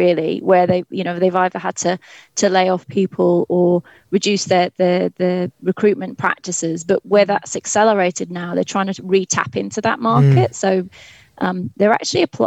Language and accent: English; England, United Kingdom; accent: English; also born or lived in Cardiff, Wales / Glasgow, Scotland